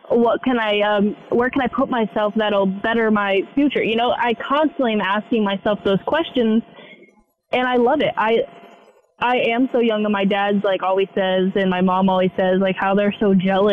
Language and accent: English; West Coast, United States; moved away as an adult; I'm from the West Coast.